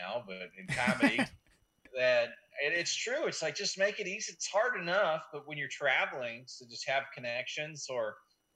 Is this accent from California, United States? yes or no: no; Colorado, United States; moved away as an adult; now in Chicago, United States; I'm born and raised in Colorado